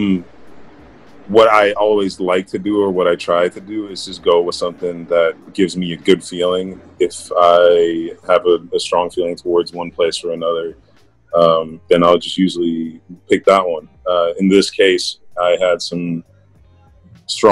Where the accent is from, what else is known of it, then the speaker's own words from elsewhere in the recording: Netherlands; moved away; also born or lived in San Diego, United States; I am from the Netherlands, small town called Bosnia.